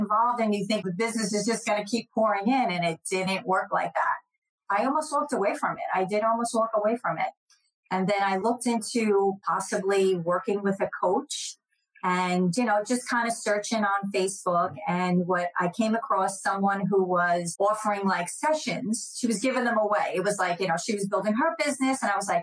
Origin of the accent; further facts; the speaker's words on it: New Jersey, United States; now in Jacksonville, United States; I grew up in New Jersey, so I was right outside of New York